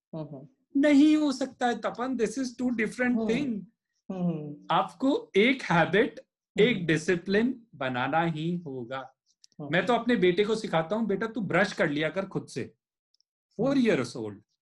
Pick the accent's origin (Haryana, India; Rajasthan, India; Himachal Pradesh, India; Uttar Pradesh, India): Rajasthan, India; मैं राजस्थान का